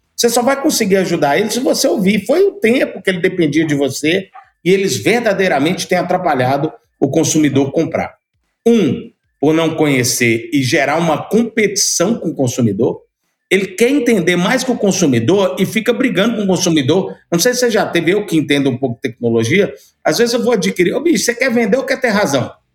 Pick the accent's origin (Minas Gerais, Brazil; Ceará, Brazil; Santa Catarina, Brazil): Minas Gerais, Brazil; Montes Claros; moved away as an adult; also born or lived in Ribeirão Preto / Belo Horizonte / São Paulo; nasci aqui em Montes Claros, fui estudar em Ribeirão Preto, formei publicidade e propaganda, fui para Belo Horizonte em busca de melhores oportunidades, depois fui para São Paulo